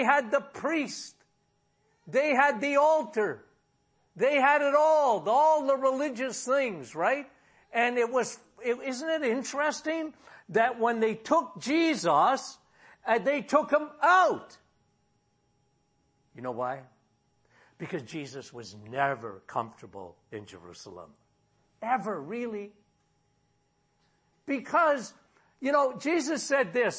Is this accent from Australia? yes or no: no; Timmins, Ontario, Canada; now in Sudbury, Canada; My hometown was Timmins.